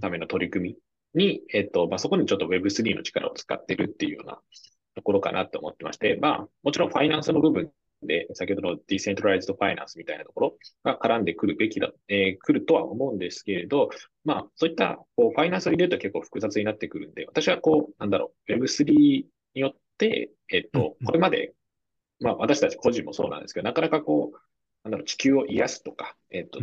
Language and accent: Japanese; Japan; 僕らたまたま日本に生まれた